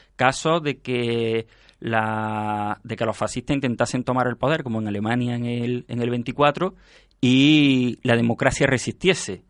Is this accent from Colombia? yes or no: no; Spain; como españoles mm, deberíamos estar orgullosos